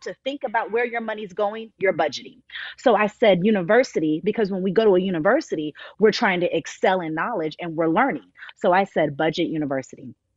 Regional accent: Miami, Florida, United States; I was born and raised in Miami, Florida, but I was adopted.

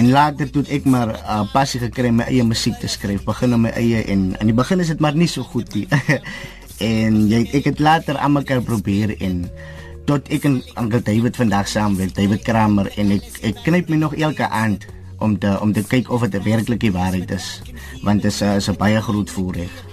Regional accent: Northern Cape, South Africa; Ek is van Namakoland. Ek het van kleins af 'n droom gehad om te rap

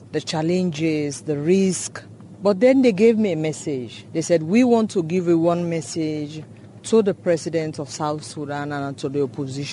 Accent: Sierra Leone; I came from Sierra Leone

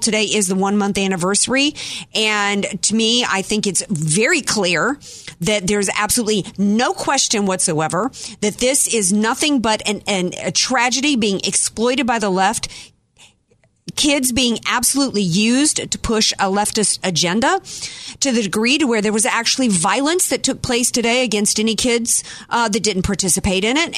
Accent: Louisiana, United States; now in San Diego, United States; I grew up in the Deep South, Brian, and you know almost every boy I grew up with in Louisiana

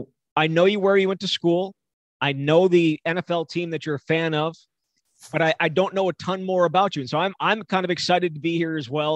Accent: Delafield, Wisconsin, United States; also born or lived in Middleton, Wisconsin; I lived in Delafield for the first 13 or 14 years of my life and then moved to Middleton, which is where I claim to be from now.

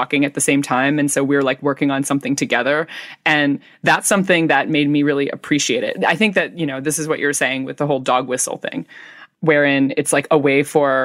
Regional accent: United States; also born or lived in California; I am, like, just a straight-up American girl who, like, lives in California

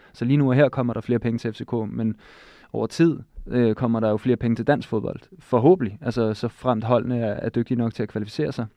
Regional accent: Denmark

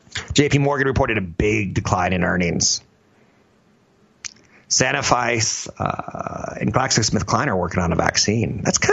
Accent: Germany; I'm from Germany.

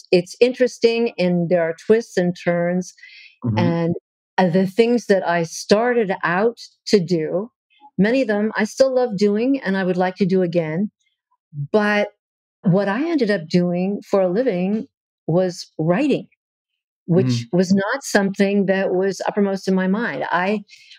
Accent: Southern California, United States; moved away as an adult; also born or lived in Hollywood, California / North Carolina; I was born in Hollywood, California, of all the places to be born. I know. And grew up in Southern California

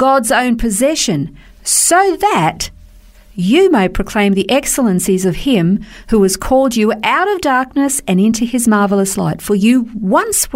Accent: Australia; We're Australian

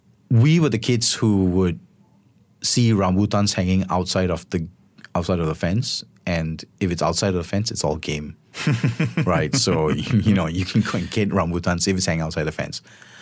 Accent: Selangor, Malaysia; I grew up in Sea Park, and there was always like a rambutan tree, or there was like a small cherry tree or a guava tree.

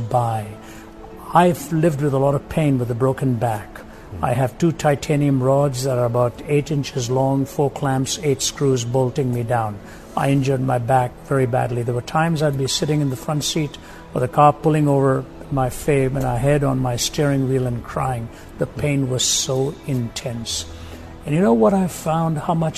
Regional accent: India; When I was growing up in India

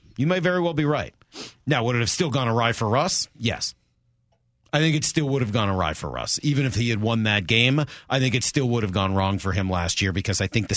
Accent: Boston, Massachusetts, United States; growing up in Boston

